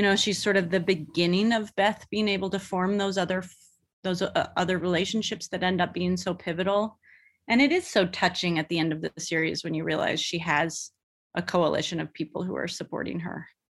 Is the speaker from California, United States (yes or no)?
yes; the Bay Area, California, United States; moved away; I'm from the Bay Area